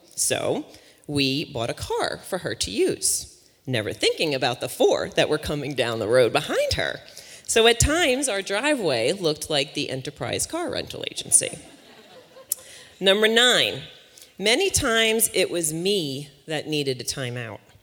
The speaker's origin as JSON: {"language": "English", "area": "Long Island", "region": "New York", "country": "United States", "moved": "yes", "lives_now": "West Virginia, United States", "said": "I'm originally from Long Island, New York, uh, but West Virginia has been my home for the past 17 years now"}